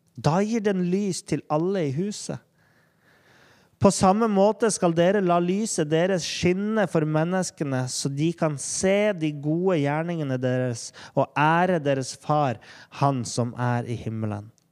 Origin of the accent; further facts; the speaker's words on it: Norway; der vi er i Norge